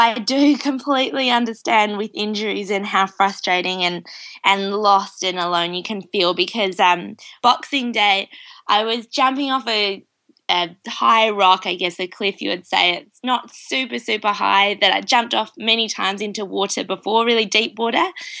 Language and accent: English; Australia; now in New Zealand; I'm calling from New Zealand, but I'm Australian. So I have a bit of an interesting mix of an accent.